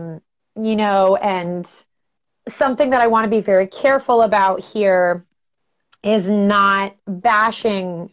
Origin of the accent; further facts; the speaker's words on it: Albany, New York, United States; moved away as an adult; also born or lived in Los Angeles, United States; now in San Francisco Bay Area, United States; I grew up in Albany, New York.